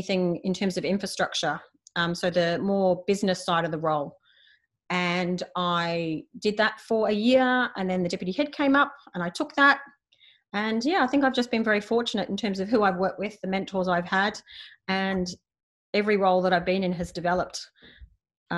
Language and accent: English; Australia; moved away as an adult; now in Manila, Philippines; I'm Australian. I grew up in Australia.